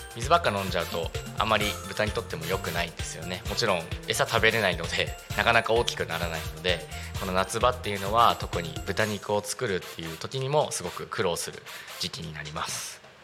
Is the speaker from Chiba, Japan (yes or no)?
yes; Narita, Chiba, Japan; 私の地元のですね成田市の、えーと、羽生地区っていうとこなんですけれども